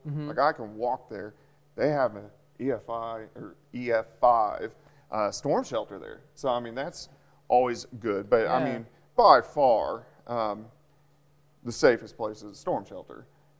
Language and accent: English; Kansas City, United States; moved away; I grew up in Kansas City, and everybody had a basement.